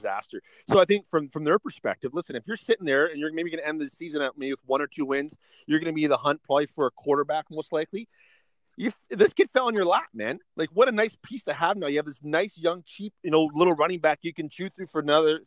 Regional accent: Canada; as a Canadian

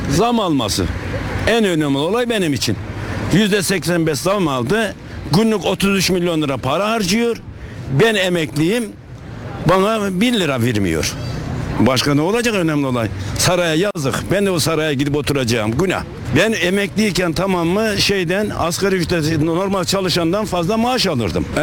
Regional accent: Batman, Batman Province, Turkey; Deprem bizi kötü etkiledi. Ben de Batmanlıyım. Batman'da biz de kötü yakalandık yani üzüldük.

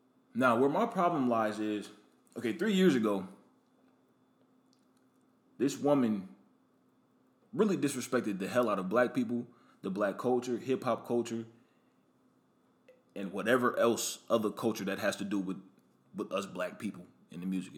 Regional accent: Omaha, Nebraska, United States; now in Atlanta, United States; I'm originally from Omaha, Nebraska.

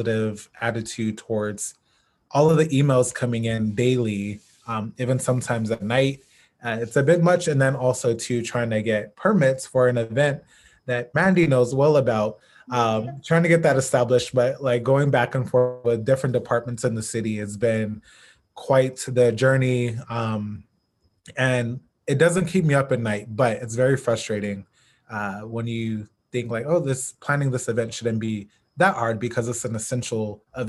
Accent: Phoenix, Arizona, United States; also born or lived in Los Angeles, California; I was born in Phoenix, Arizona. Went to all of my schooling here except for my doctoral program, which was at USC in LA. But all my high school, elementary school, middle school, kindergarten

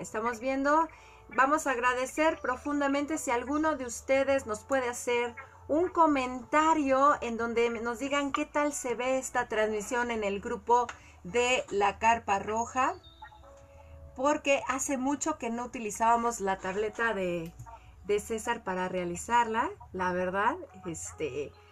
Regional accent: Colima, Mexico; yo crecí en Colima, todos los familiares de mi papá y de mi mamá estaban en la Ciudad de México

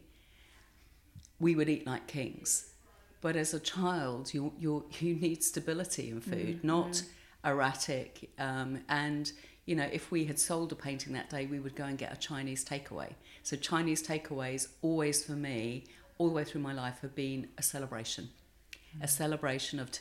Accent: Bexleyheath, London, United Kingdom; I grew up in a council estate, two up, two down, in Bexley Heath in Kent

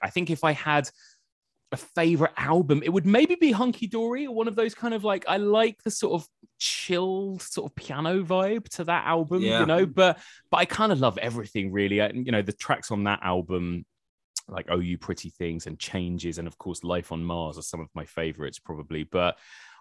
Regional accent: United Kingdom; As a British person

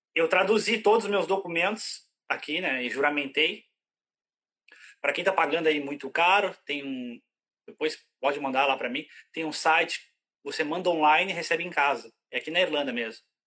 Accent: interior of Rio Grande do Sul, Brazil; moved away as an adult; now in Ireland; eu sou, eu sou lá do interior do Rio Grande do Sul

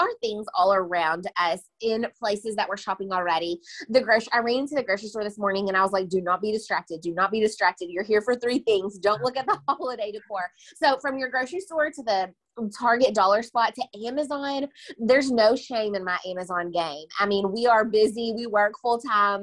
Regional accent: Owensboro, Kentucky, United States; moved away as an adult; also born or lived in Bowling Green, Kentucky; now in Nashville, United States; I'm originally from Owensboro, Kentucky, and then I moved to Bowling Green, Kentucky to attend

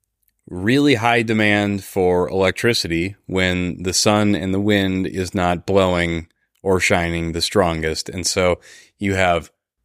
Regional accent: Midwest, United States; I'm from the Midwest. I'm in Minnesota

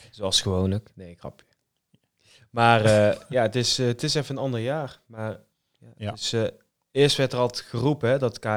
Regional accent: North Brabant, Netherlands; accent: Brabants; Geboren en getogen.

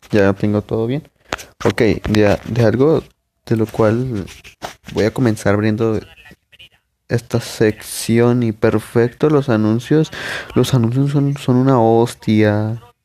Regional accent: Monterrey, Nuevo León, Mexico; soy de Monterrey, acá de, de, México

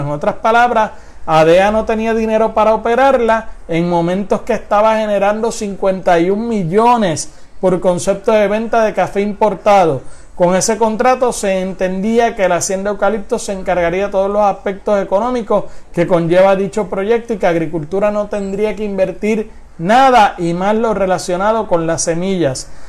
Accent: Puerto Rico

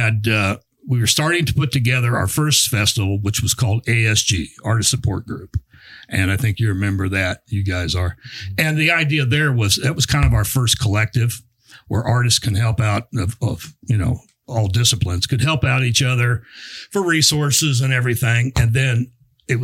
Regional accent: San Diego, California, United States; moved away as an adult; now in Kansas, United States; When I first came to Kansas, I'm from San Diego

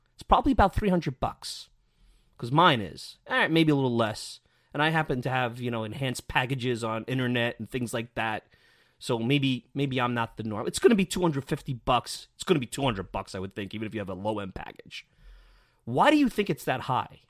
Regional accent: New York City, New York, United States; me growing up in Bensonhurst, Brooklyn

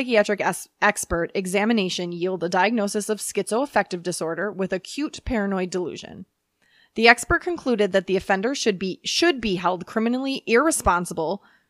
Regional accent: United Kingdom; Because I'm British.

